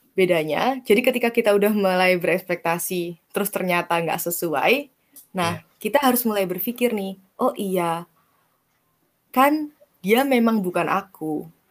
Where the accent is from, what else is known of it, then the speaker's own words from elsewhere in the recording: Banyuwangi, East Java, Indonesia; moved away; aku asalnya kampung aku kan di Banyuwangi, terus gak di hmm. Banyuwangi kotanya gitu, di suatu kecamatan yang cukup kecil